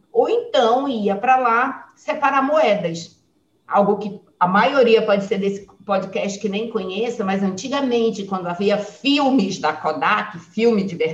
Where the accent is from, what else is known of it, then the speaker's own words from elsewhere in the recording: Manaus, Amazonas, Brazil; nós nascemos, eu nasci em Manaus, a minha família é toda de Manaus.